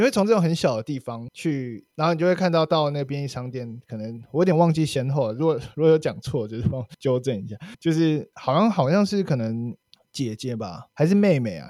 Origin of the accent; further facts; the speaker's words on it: Kaohsiung, Taiwan; 然后感觉终于身为高雄人有被重视了